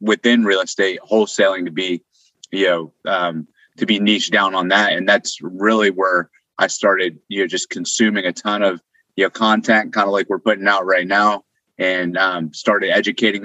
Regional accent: Northern Virginia, United States; moved away as an adult; now in Austin, United States; I was living in Northern Virginia. It's kind of where I grew up, bad traffic

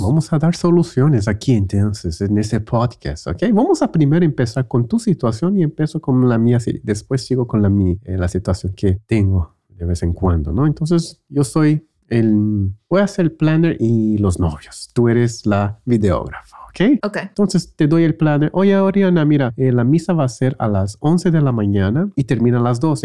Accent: Brazil; en Brasil empezamos la escuela en enero

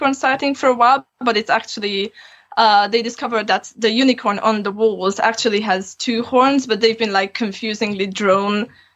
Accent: Transylvania, Romania; moved away as an adult; now in Aberystwyth, United Kingdom; I grew up in Transylvania, and I have both Hungarian and Romanian citizenship

